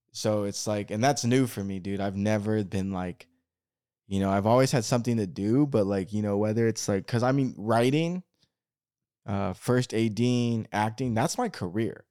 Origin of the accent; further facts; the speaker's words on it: Oregon, United States; moved away; I'm from Oregon